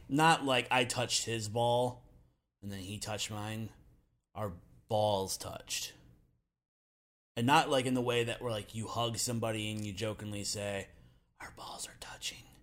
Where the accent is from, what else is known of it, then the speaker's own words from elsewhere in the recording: Michigan, United States; also born or lived in Central Ohio; now in Ohio, United States; I am from Michigan, but I now currently reside in Central Ohio